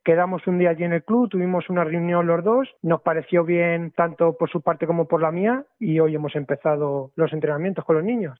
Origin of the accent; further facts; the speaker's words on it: Alcázar de San Juan, Castilla-La Mancha, Spain; moved away as an adult; now in Lanzarote, Spain; yo quiero mucho mi pueblo, Alcázar de San Juan